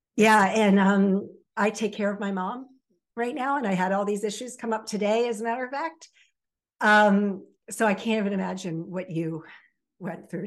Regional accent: Baltimore Annapolis area, Maryland, United States; also born or lived in Virginia Beach, Virginia; raised in the Baltimore Annapolis area

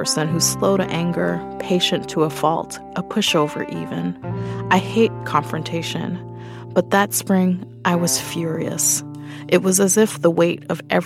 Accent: New York City, New York, United States; I'm a writer born and raised in Brooklyn

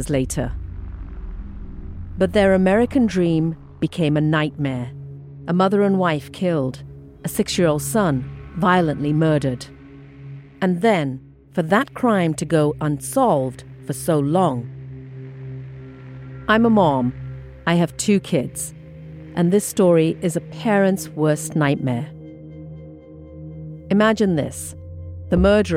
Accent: India; also born or lived in England; now in Boston, United States; I'm an immigrant to this country. I grew up in India and England, and now I live in Boston.

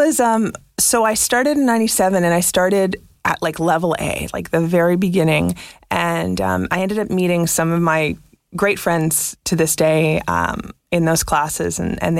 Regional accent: Montreal, Quebec, Canada; I'm from Montreal.

